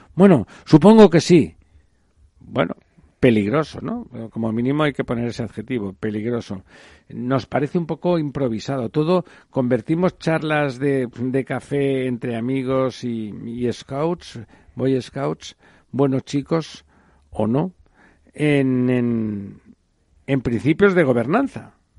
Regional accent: Catalonia, Spain; Yo soy catalán y si no les importa me siento plenamente español al mismo tiempo

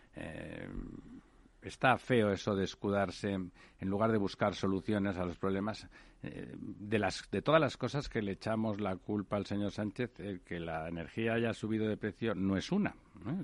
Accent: Spain; como españoles vivimos en primera persona

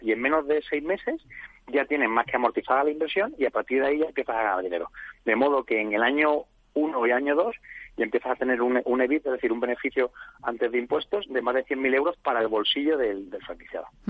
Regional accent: Jerez de la Frontera, Andalusia, Spain; como puedes ver por mi acento yo soy de Jerez de la Frontera

